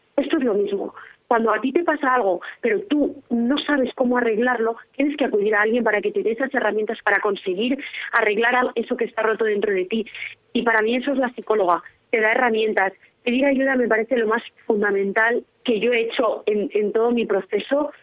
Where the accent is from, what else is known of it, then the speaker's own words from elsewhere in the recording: Tordesillas, Castile and León, Spain; now in Valladolid, Spain; Soy de aquí, de Valladolid. Bueno, de un pueblecito de Tordesillas, pero actualmente ya vivo en Valladolid.